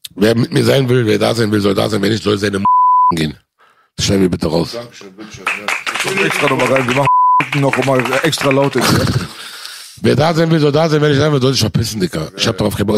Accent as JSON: {"language": "German", "country": "Germany", "tie": "born or raised there", "said": "Aber ich bin hier groß geworden, ich bin hier geboren, ich kenne nur das hier."}